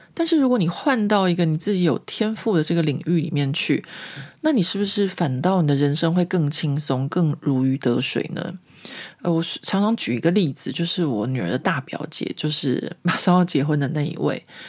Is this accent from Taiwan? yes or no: yes; Taiwan; moved away as an adult; now in Paris, France; 我毕竟来自台湾